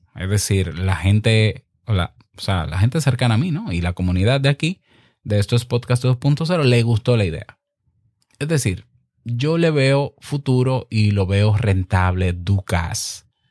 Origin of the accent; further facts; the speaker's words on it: Dominican Republic; en el 2019 en República Dominicana, en mi país